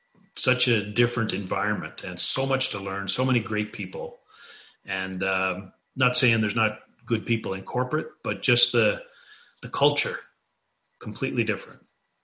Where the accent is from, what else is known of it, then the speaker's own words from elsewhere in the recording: Newfoundland and Labrador, Canada; also born or lived in British Columbia; I grew up in Newfoundland.